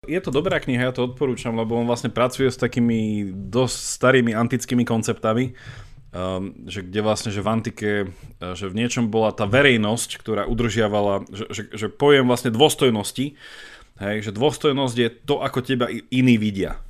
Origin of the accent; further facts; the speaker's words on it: Slovakia; my sme proste Slováci